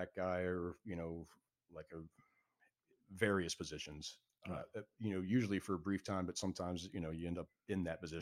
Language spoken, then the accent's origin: English; Marco Island, Florida, United States; working at the church where I grew up on Marco Island